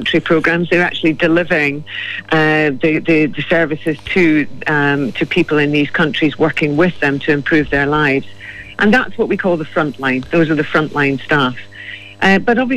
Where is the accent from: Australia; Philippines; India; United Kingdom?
United Kingdom; Scotland; accent: Scottish; now in Ireland; I'm Celtic, I'm from Scotland